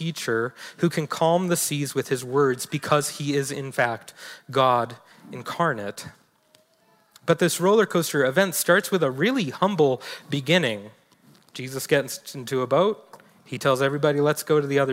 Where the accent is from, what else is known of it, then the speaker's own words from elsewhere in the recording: New York City, New York, United States; now in Montana, United States; Staten Island, where I'm originally from